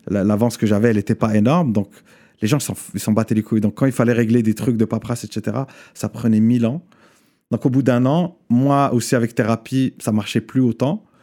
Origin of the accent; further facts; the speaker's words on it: Morocco; Euh, parce que j'ai grandi au Maroc, parce